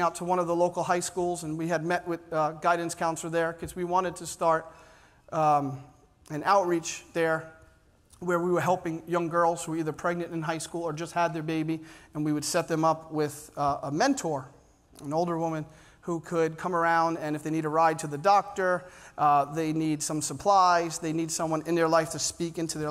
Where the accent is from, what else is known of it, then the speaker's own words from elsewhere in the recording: New York City, New York, United States; Growing up in Staten Island